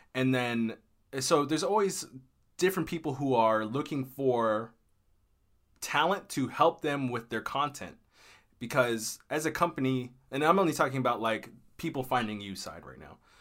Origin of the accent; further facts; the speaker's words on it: Maryland, United States; also born or lived in Texas; I'm from Maryland, uh, in the United States, and I was living in Texas at the time. My home is Maryland.